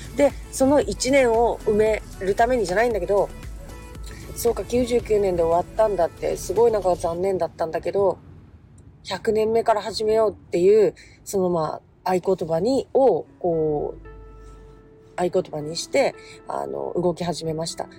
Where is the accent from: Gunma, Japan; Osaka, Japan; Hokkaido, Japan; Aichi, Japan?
Hokkaido, Japan; Sapporo; moved away as an adult; also born or lived in Tokyo; now in Nagasaki, Japan; 札幌で生まれ東京に行って、まあ、札幌で育ちですけどで大学東京ででその後、まあ長崎に来た